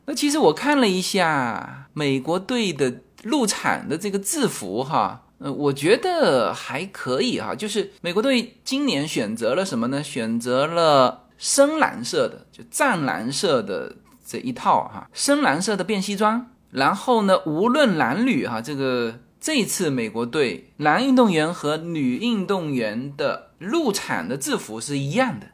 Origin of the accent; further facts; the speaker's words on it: China; 我们中国人理解的那种下跪